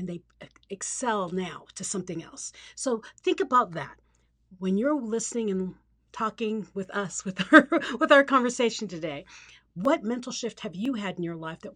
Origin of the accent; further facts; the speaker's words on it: Philippines; moved away; I grew up in the Philippines